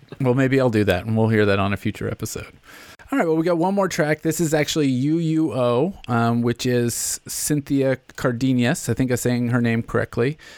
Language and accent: English; Nashville, Tennessee, United States; born or raised there; accent: Southern